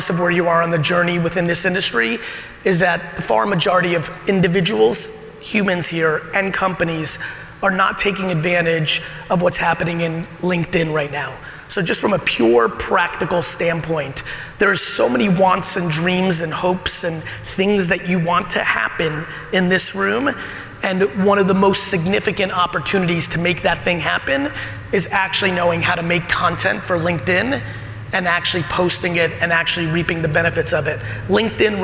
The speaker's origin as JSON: {"language": "English", "town": "Edison", "region": "New Jersey", "country": "United States", "tie": "born or raised there", "also_born_or_lived": "Soviet Union / Queens, New York"}